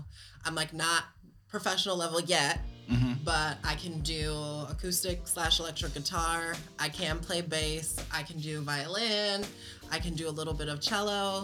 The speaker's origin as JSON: {"language": "English", "town": "Ann Arbor", "region": "Michigan", "country": "United States", "tie": "born or raised there", "said": "I grew up in Ann Arbor Public School System"}